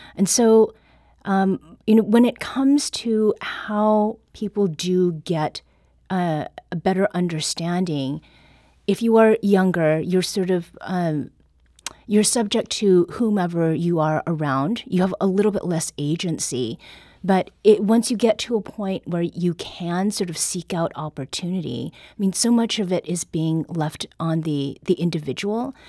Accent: Canada; now in United States

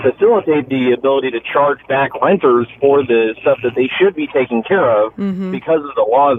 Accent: Texas, United States; now in Wildwood, United States; I'm originally from Texas

